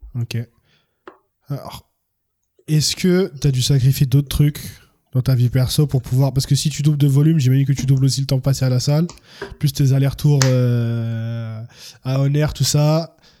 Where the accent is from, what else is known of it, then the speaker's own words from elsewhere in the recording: France; also born or lived in Cameroon; moi je suis français-camerounais